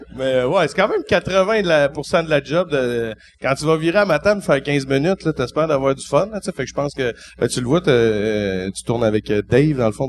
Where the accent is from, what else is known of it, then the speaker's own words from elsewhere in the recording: Val-d'Or, Quebec, Canada; j'étais originaire de Val d'Or